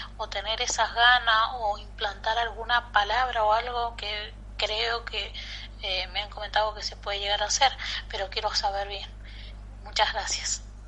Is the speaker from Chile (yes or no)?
no; Peru; soy de Perú